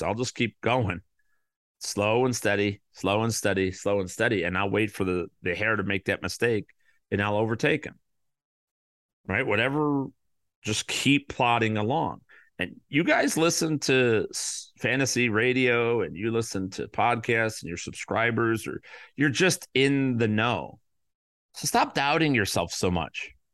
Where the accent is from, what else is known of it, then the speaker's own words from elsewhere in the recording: Chicago, Illinois, United States; the Chicago Bears, my hometown team